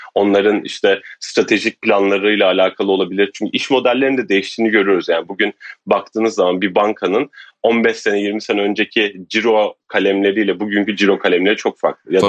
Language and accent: Turkish; Turkey; bir Türk olarak